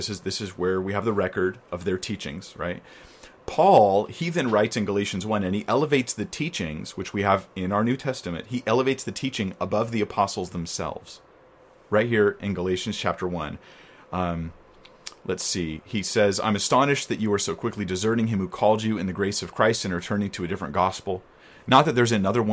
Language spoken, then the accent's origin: English; United States; I'm American